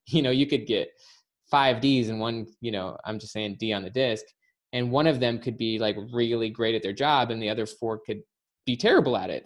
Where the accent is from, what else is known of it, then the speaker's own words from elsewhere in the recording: Salt Lake City, Utah, United States; moved away; Salt Lake City.